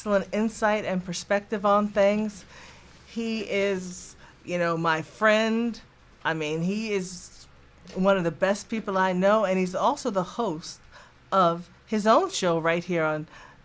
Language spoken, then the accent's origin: English; New Jersey, United States; now in North Carolina, United States; I'm originally from New Jersey